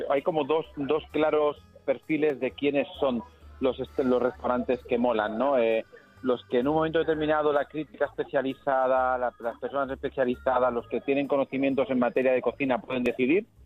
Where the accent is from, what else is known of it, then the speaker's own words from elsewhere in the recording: Córdoba, Andalusia, Spain; primero porque es cordobés, que es de mi tierra